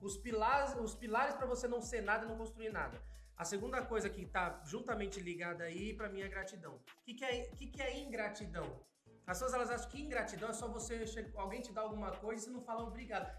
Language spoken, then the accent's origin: Portuguese; Sarandi, Paraná, Brazil; also born or lived in Maringá; Nasci em Maringá, que é uma cidade um pouquinho melhorzinha, né? Uhum. Mas morei a vida inteira em Sarandi.